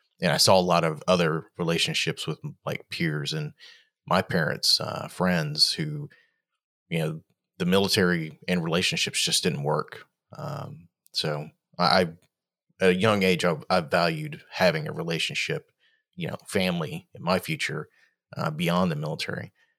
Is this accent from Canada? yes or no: no; Australia; born there; Both my parents were in the Navy, and I was born in Australia on a Navy base, way back in the 70s.